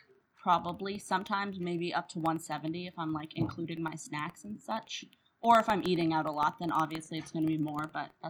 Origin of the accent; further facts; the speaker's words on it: Canada; also born or lived in Ottawa, Canada; as a Canadian, I love maple syrup.